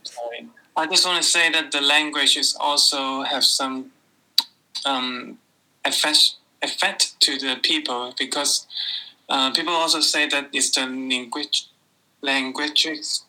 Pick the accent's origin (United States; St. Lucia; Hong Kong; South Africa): Hong Kong; also born or lived in London; So I'm 30 years old right now. I grew up in Hong Kong, which is a very small city and very high population.